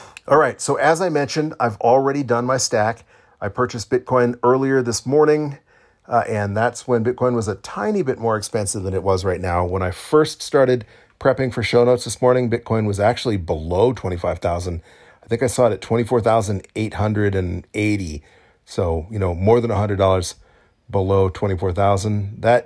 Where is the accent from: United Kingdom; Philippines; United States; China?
United States; Florida; I'm from Florida